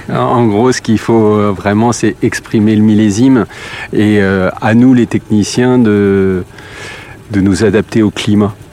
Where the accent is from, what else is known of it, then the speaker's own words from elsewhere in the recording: Grand Est, France; Donc moi je suis originaire de Champagne et voilà donc je suis passé de, de la bulle au vin rouge de très belle qualité.